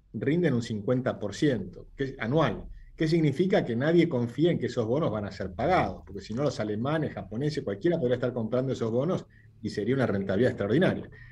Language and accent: Spanish; Argentina